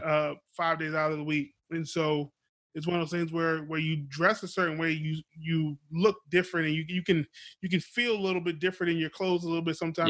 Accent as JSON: {"language": "English", "town": "Beaufort", "region": "South Carolina", "country": "United States", "tie": "born or raised there", "moved": "yes", "said": "I was born in South Carolina, Beaufort. Shout out to Beaufort, South Carolina. Still have family down there."}